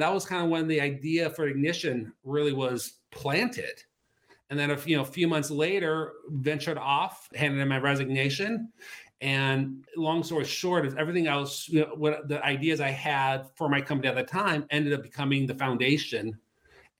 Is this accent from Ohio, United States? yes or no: yes; Cleveland, Ohio, United States; moved away as an adult; also born or lived in Denver; we came back here to Cleveland, which is my hometown